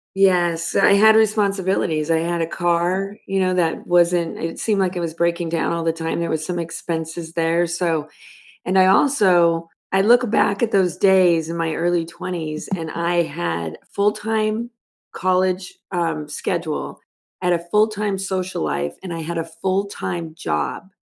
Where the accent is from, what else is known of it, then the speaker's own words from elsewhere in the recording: Los Angeles, California, United States; I grew up in Los Angeles